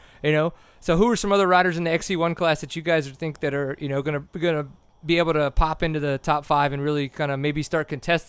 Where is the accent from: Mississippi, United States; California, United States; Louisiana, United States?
Louisiana, United States; now in Texas, United States; when I growing up in Louisiana